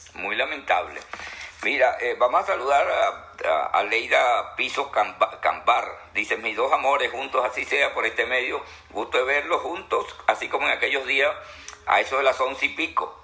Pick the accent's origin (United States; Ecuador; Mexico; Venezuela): Venezuela; mi país